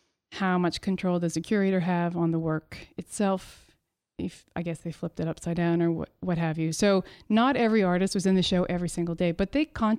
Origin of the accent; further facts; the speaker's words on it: Montreal, Quebec, Canada; now in Ottawa, Canada; It means that I'm originally from Montreal.